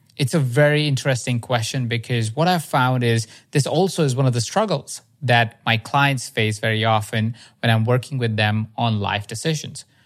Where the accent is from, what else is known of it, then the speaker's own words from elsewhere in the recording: India; I grew up in India